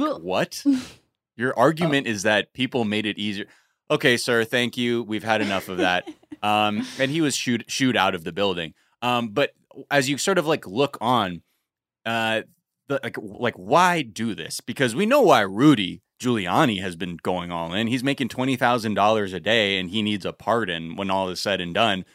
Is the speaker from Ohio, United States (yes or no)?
no; Los Angeles, California, United States; my elementary school that I grew up in in North Hollywood